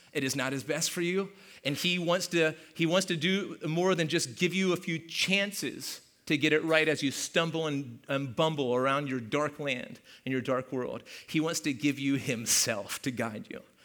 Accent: Hanover, Pennsylvania, United States; moved away; I'm from Hanover

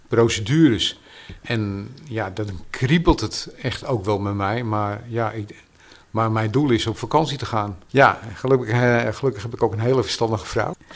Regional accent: Amsterdam, North Holland, Netherlands; ik ben een echte Amsterdammer

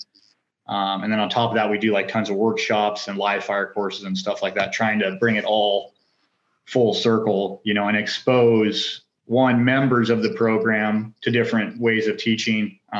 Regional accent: North Idaho, United States; born or raised there; also born or lived in Orange County

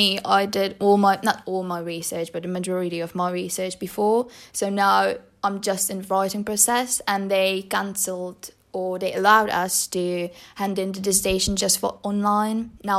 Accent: Czechia; We got off a bus at Prague. Then I had to take another bus, go to my hometown, and then finally I was home.

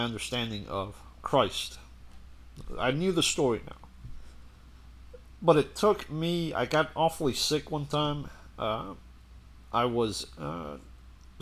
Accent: Puerto Rico; moved away; going to Catholic school back in Puerto Rico

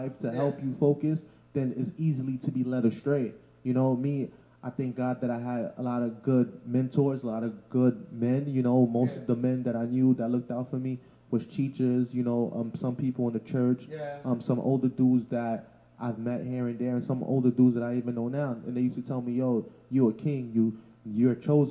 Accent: New York City, New York, United States; also born or lived in Canarsie, Brooklyn; I'm from Bushwick. I grew up in Bushwick, then I moved to Canarsie

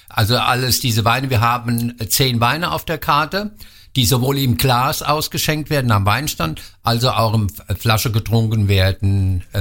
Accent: Wallhausen, Rhineland-Palatinate, Germany; ich bin gebürtiger Wallhäuser, da wird halt äh, Wallhäuser Lattwerch gegessen, das ist immer gut gelaufen.

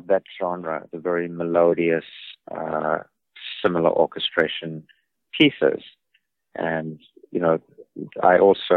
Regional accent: South Africa; moved away as an adult; also born or lived in New York; I grew up in South Africa as a child prodigy of music.

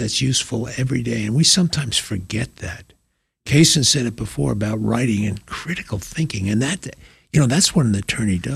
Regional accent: North Shore of Long Island, New York, United States; moved away as an adult; also born or lived in College Station, Texas; I came from the North Shore of Long Island, 40 miles out from Manhattan.

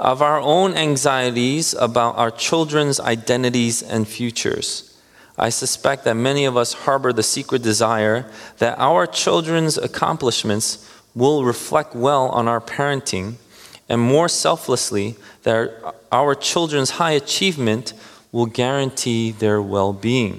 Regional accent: New Jersey, United States; we're from Jersey

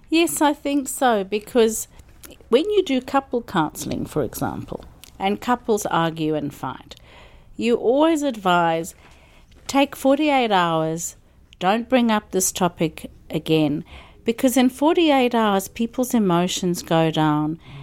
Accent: Zimbabwe; moved away as an adult; also born or lived in South Africa / Melbourne, Australia; now in Byron Bay, Australia; I grew up in Zimbabwe and went to university in South Africa and came to Australia in nineteen eighty-nine.

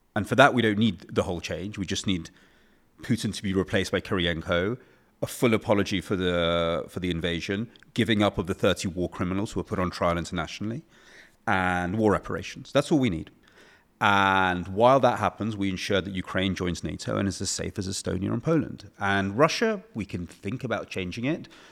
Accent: England, United Kingdom; as an English person

